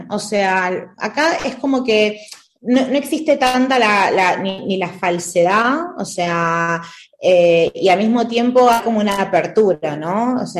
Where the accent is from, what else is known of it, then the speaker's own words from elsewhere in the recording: Argentina; moved away as an adult; also born or lived in Buenos Aires; now in Madrid, Spain; la verdad que no puedo decir de que no extraño, porque sí extraño eh, yo soy argentina